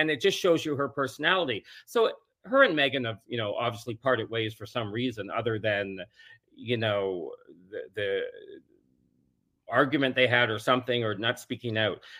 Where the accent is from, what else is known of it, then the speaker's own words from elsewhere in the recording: Toronto, Ontario, Canada; because I'm from Toronto and I have a place still there, probably five blocks from her.